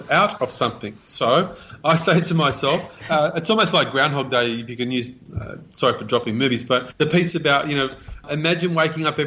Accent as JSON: {"language": "English", "country": "Australia", "tie": "born or raised there", "said": "I was born here in Australia."}